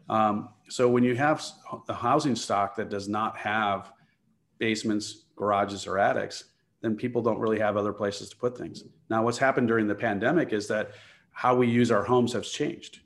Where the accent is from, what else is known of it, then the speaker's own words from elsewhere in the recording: Chicago, Illinois, United States; I grew up in the Chicagoland area